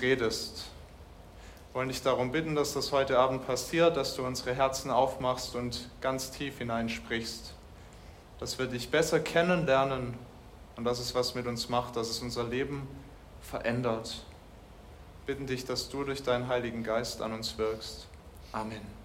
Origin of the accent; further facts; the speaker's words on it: Germany; bei uns in Deutschland